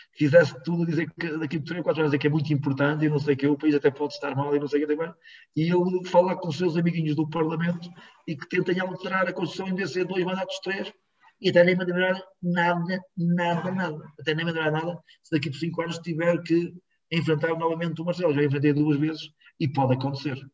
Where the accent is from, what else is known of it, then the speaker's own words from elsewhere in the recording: Rans, Norte, Portugal; em Rãs, na escola primária onde eu andei, em Rãs